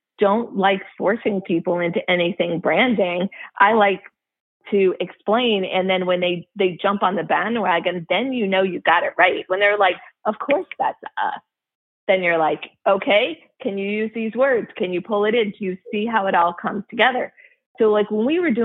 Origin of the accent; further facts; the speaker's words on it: Midwest, United States; I went to Michigan. Yes, I'm from the Midwest